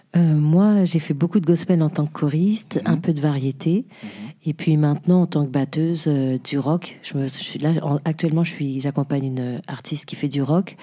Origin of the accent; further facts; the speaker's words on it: Jouy-le-Moutier, Île-de-France, France; also born or lived in Haiti; je viens de la région parisienne, Île-de-France, euh, moutier une petite ville qui s'appelle jouy moutier à côté de Cergy